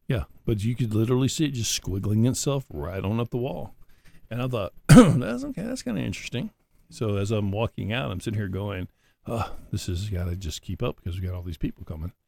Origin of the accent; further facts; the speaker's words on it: Auburn, Alabama, United States; I'm from Auburn.